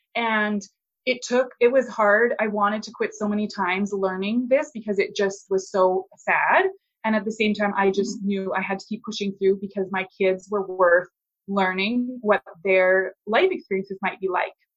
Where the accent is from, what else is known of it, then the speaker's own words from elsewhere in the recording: Canada; also born or lived in Alberta; I'm a Canadian. I live in Alberta